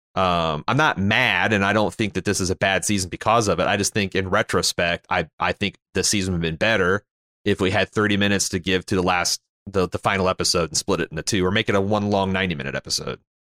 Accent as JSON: {"language": "English", "country": "Canada", "said": "as a Canadian"}